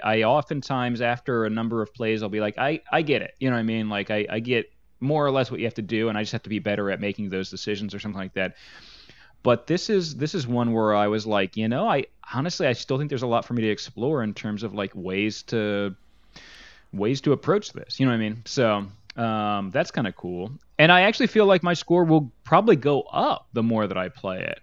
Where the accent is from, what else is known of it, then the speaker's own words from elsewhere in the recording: New Jersey, United States; we come from New Jersey